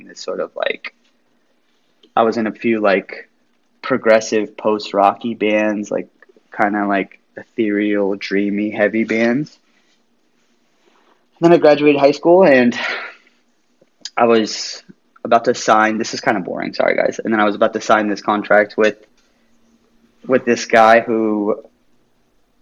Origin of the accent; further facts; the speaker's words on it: United States; moved away; also born or lived in Las Vegas, Nevada / California / East Coast; I was raised in like Las Vegas and California and surrounding areas like